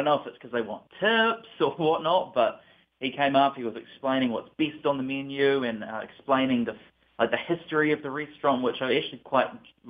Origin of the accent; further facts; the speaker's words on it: New Zealand; moved away as an adult; now in United States; "Oh, where are you from?" And I say, "New Zealand." "I love your accent."